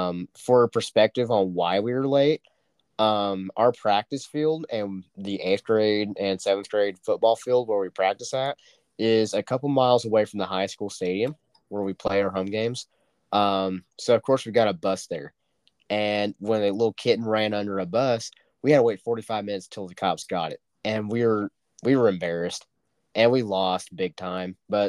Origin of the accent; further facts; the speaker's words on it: Dewey, United States; I don't think Dewey, my hometown, is not going to get there anytime soon.